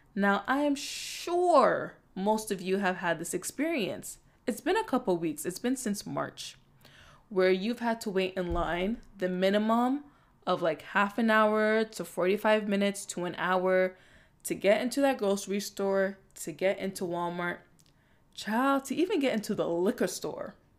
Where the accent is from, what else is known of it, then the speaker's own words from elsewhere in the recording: Toronto, Ontario, Canada; I'm also from Scarborough. I'm also from Toronto. Proud to be born and raised.